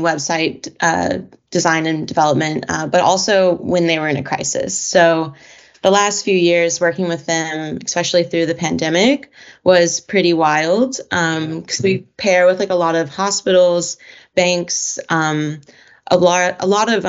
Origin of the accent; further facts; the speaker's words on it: Evansville, Indiana, United States; now in Seattle, United States; I'm from Evansville, Indiana, originally. Currently living in Seattle, Washington